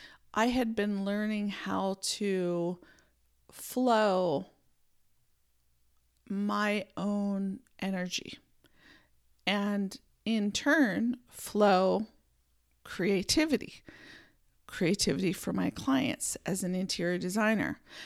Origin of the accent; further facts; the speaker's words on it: Pennsylvania, United States; born there; also born or lived in San Francisco Bay Area; I was born in Pennsylvania, then lived a few other places, and then moved to the San Francisco Bay Area, which is where I spent most of my adult years.